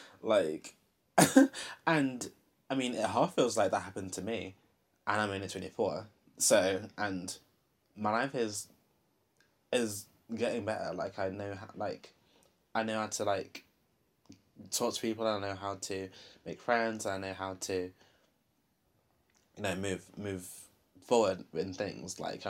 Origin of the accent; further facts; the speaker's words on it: Long Eaton, East Midlands, United Kingdom; I lived in Long Eaton. Well, I grew up in Long Eaton, so I see Nottingham kind of differently to how I did back then, sort of thing.